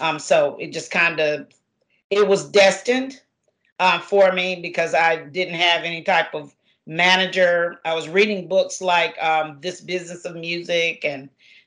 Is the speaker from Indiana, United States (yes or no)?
no; Garner, North Carolina, United States; I'm very excited to be, as they say, a Garnerarian since I grew up here. So Jones Sausage Road is where I grew up.